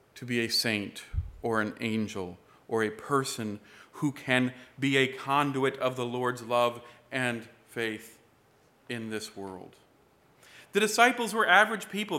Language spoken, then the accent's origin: English; United States